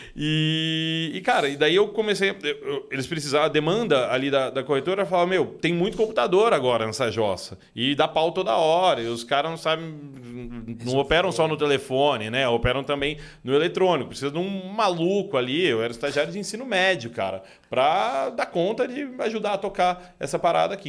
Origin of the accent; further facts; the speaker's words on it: São Paulo, Brazil; Sou nascido e criado aqui em São Paulo mesmo